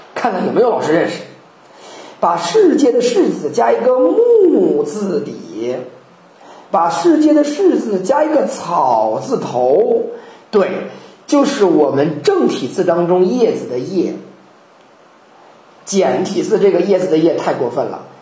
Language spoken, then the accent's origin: Chinese; China; 我们中国人